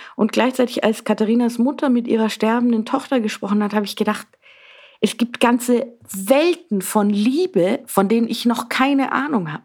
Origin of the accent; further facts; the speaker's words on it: Southern Germany, Germany; moved away as an adult; also born or lived in Berlin, Germany; now in Vienna, Austria; ich gehe wieder näher zu meiner Familie nach Süddeutschland